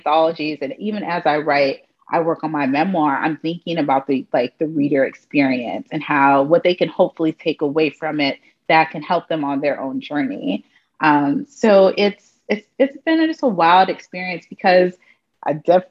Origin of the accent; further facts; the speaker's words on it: Arlington, Virginia, United States; moved away as an adult; also born or lived in Washington, D.C.; now in New York City, United States; I am a young person that grew up in Arlington, Virginia